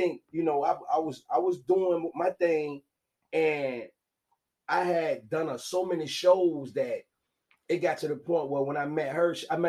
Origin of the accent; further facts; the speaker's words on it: Portsmouth, Virginia, United States; I'm from Portsmouth, Virginia.